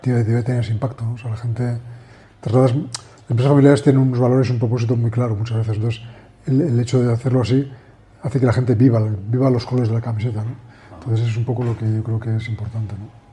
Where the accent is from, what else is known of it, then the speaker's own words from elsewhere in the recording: Madrid, Community of Madrid, Spain; also born or lived in Menorca; somos de Madrid